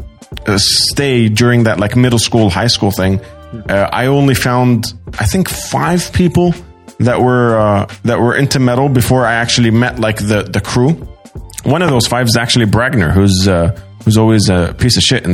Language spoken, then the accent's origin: English; Sydney, New South Wales, Australia; moved away; also born or lived in Doha, Qatar; I grew up in Sydney, Australia, and then I moved directly to Doha, Qatar